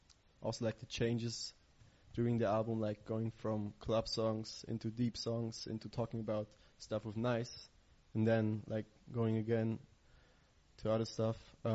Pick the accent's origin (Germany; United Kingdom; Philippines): Germany; I'm from Germany.